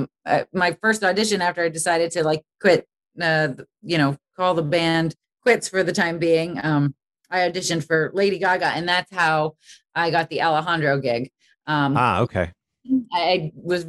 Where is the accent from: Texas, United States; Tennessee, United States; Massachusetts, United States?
Massachusetts, United States; Boston; I really wanted to go to Berklee growing up in Boston.